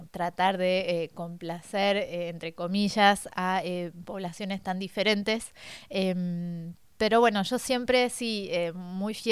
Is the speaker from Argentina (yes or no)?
yes; Argentina; moved away as an adult; also born or lived in France; now in Paris, France; nací en Francia, eh, mis padres estaban acá por temas laborales y nos volvimos a Argentina a los siete años y hará unos ocho volví de nuevo a París